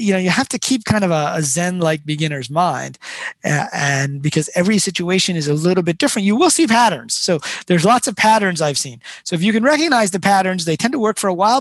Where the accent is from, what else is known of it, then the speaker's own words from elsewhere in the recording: Detroit, Michigan, United States; I grew up in Detroit